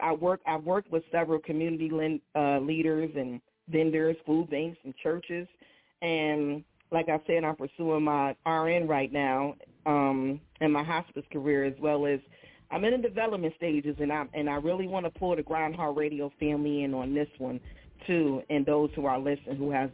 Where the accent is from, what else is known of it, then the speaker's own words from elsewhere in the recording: Pontiac, Michigan, United States; moved away; also born or lived in New Jersey; I'm originally born in Pontiac, Michigan. I'm from Pontiac.